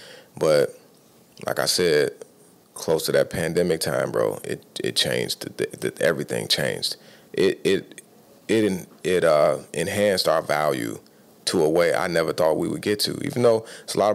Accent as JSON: {"language": "English", "town": "Chicago", "region": "Illinois", "country": "United States", "tie": "born or raised there", "moved": "as an adult", "lives_now": "Tampa, United States", "said": "If you live here, born and raised in Chicago"}